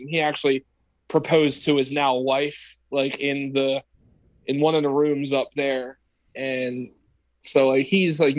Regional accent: Delaware County, Pennsylvania, United States; I grew up in Delaware County.

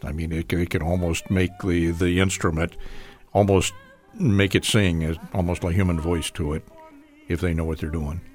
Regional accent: Chicago, Illinois, United States; also born or lived in Houston, Texas; I lived in the Chicago suburbs, had a great education. It's a wonderful school district I was in, junior high school, high school. Um, I was born in Houston, but then, uh, Dad got transferred up to the Chicago area

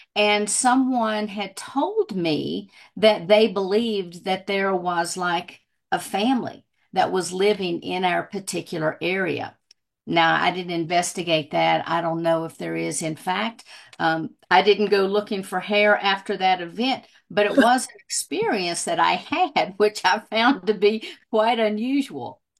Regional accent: southwestern Virginia, United States; now in Colorado, United States; I grew up in Virginia

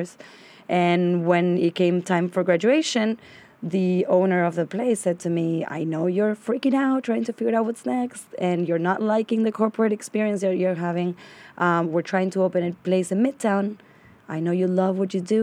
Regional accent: Argentina; English is a second language; moved away as an adult; now in New York, United States; Born and raised in Argentina.

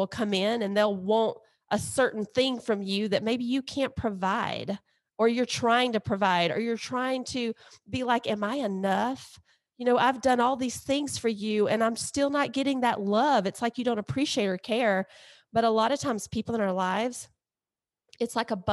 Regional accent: Alabama, United States; we're from Alabama and Mississippi

